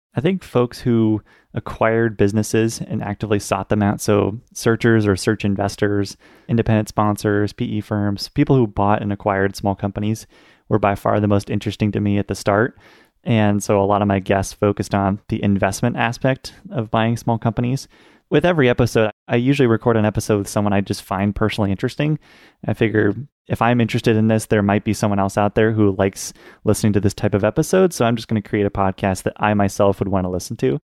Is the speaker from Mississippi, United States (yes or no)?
no; Portland, Oregon, United States; also born or lived in Pittsburgh, Pennsylvania; I was born and raised in Portland, Oregon.